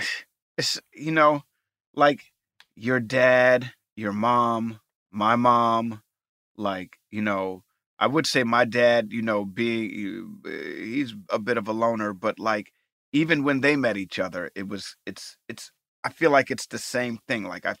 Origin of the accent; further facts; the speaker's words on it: New York, United States; he grew up in Jersey and I grew up in New York, it's very close and similar, but we have kind of the same upbringing.